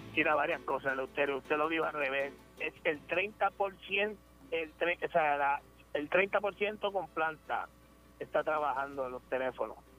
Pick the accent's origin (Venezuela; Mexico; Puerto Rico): Puerto Rico; Peñuelas; yo que soy de Peñuela